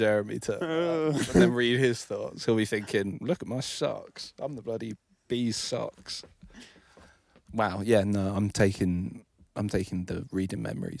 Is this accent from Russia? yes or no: no; England, United Kingdom; I'm English.